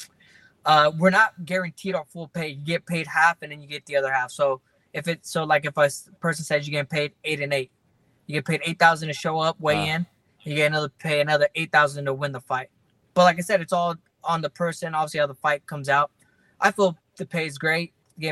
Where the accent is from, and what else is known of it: Fresno, California, United States; born or raised there